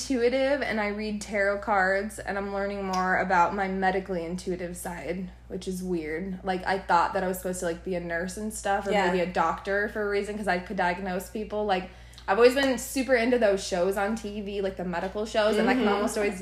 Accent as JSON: {"language": "English", "region": "Arizona", "country": "United States", "tie": "born or raised there", "also_born_or_lived": "California", "said": "I was born in California but raised in Arizona, which is where I still live"}